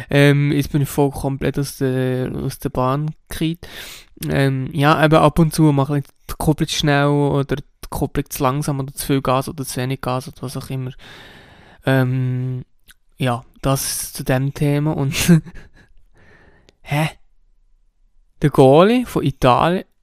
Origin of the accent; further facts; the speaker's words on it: Switzerland; Und das ist sicher nicht nur bei uns in der Schweiz so, sondern eigentlich auch in anderen Ländern so.